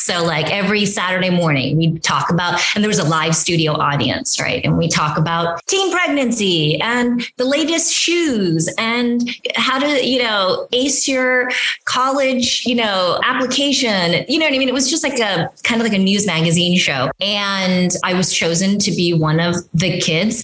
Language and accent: English; Union City, California, United States; moved away as an adult; also born or lived in South Korea / Los Angeles / New York; I grew up in Union City, you know, my parents, we all moved to this country from South Korea. I was five